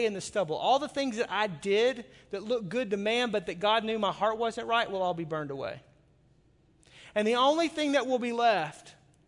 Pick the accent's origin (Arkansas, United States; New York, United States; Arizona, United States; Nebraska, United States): Arkansas, United States; now in Milwaukee, United States; I grew up in Arkansas